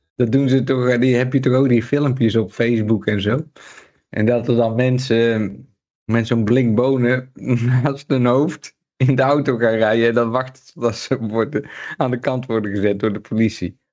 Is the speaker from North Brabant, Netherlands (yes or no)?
yes; Breda, North Brabant, Netherlands; moved away; waar, ik geboren ben, Johan, in Breda